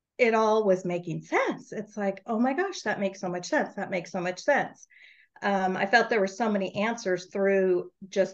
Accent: Northern California, United States; I'm from Northern California

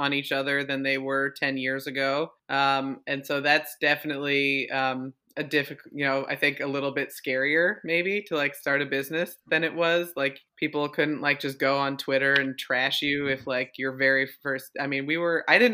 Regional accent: Vermont, United States; moved away; I'm from Vermont originally

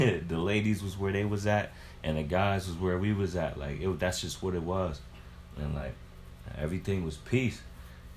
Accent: Rochester, New York, United States; now in Greensboro, United States; I'm from Rochester, New York

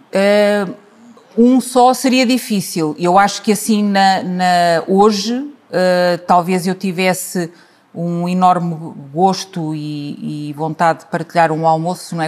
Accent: Lisbon, Portugal; moved away as an adult; now in Tondela, Portugal; eu, em particular, que vivi e cresci num sítio como em Lisboa, e hoje eh, vivo e tenho a minha vida familiar, profissional, uh, os meus filhos uh, fora de Lisboa

